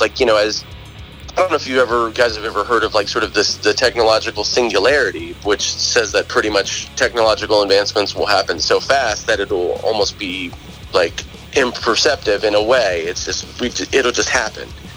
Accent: Southern Maryland, United States; when I grew up here, I grew up in Lesbia. I mean, I grew up in White Sands

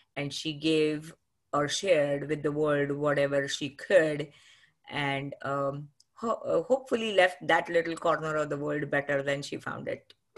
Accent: Pune, Maharashtra, India; moved away as an adult; now in United States; I'm from Maharashtra and grew up, uh, in a beautiful city called Pune

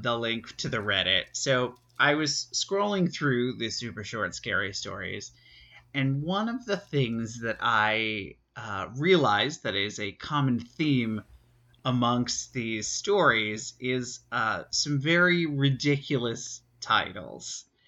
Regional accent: New York City, New York, United States; growing up around New York City

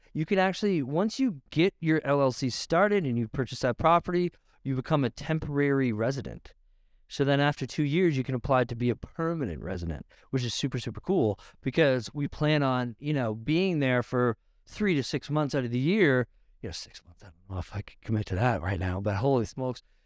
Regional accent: Niagara, Ontario, Canada; I'm from Niagara. I'm from wine country.

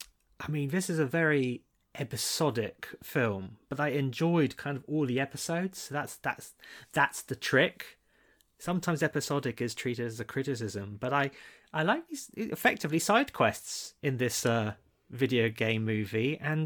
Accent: Malaysia; I come from Malaysia.

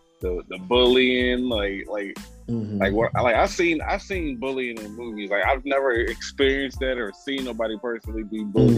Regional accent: Baltimore, Maryland, United States; And I'm from Baltimore, to where like you didn't have to keep up with the dozens of people, so like you had to be quick with it.

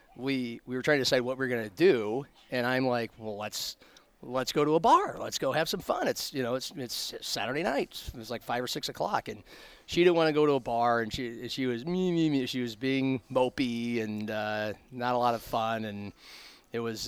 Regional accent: Omaha, Nebraska, United States; growing up in Omaha

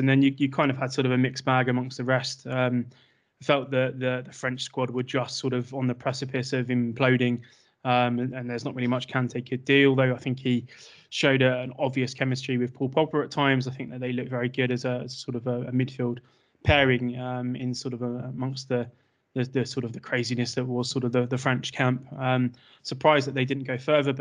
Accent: England, United Kingdom; my Englishness

